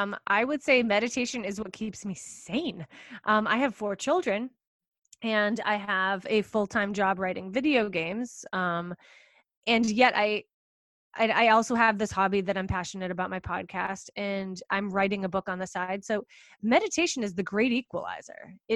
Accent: East Coast, United States; Whenever I'm speaking on the West Coast, cause I'm from the East Coast, I always, always, always, as soon as I check into my hotel room, I do 20 minutes of yoga nidra

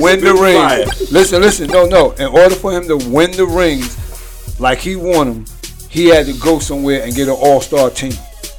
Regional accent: New York, United States; I'm a New Yorker.

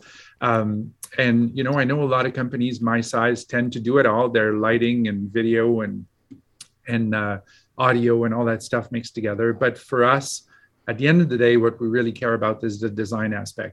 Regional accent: Quebec, Canada; moved away as an adult; also born or lived in Montreal, Canada / Alberta, Canada; now in Calgary, Canada; I tell people I'm from Alberta, but I was born and raised in Quebec

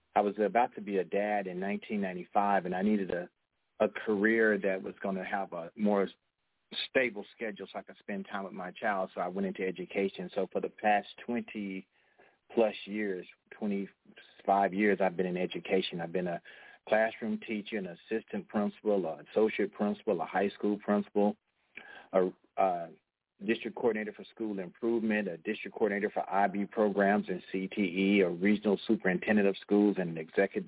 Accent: Fort Worth, Texas, United States; I'm from Cowtown

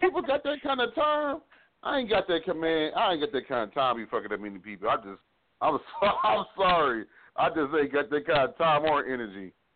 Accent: Fort Worth, Texas, United States; I'm from Fort Worth

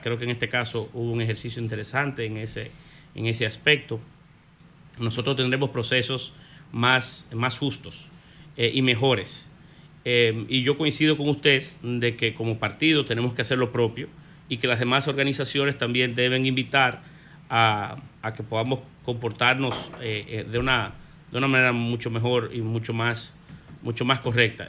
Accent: Dominican Republic; como dominicanos

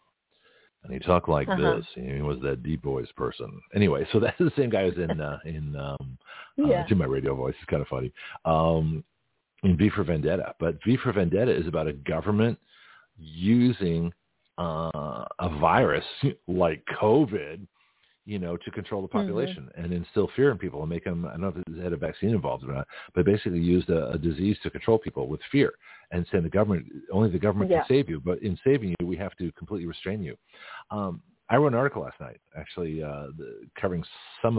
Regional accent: United States; I'm American. I'm new here

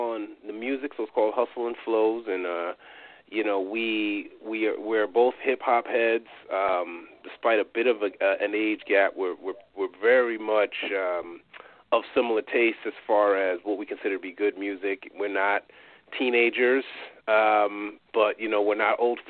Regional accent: New York, United States; I'm from New York.

